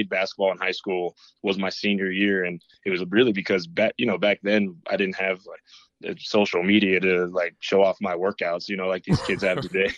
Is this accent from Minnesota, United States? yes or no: no; Boulder, Colorado, United States; moved away as an adult; also born or lived in Lincoln, Nebraska; I was from Boulder